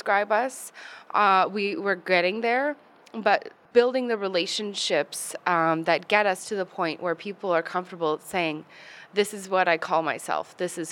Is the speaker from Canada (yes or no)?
yes; Saskatoon, Saskatchewan, Canada; moved away as an adult; also born or lived in Toronto; now in Edmonton, Canada; I am originally from Saskatoon. I'm Métis.